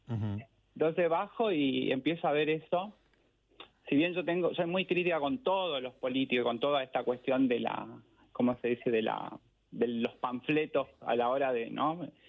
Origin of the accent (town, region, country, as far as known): Asunción, Paraguay; born or raised there; moved away as an adult; also born or lived in Caballito, Buenos Aires, Argentina; now in Buenos Aires, Argentina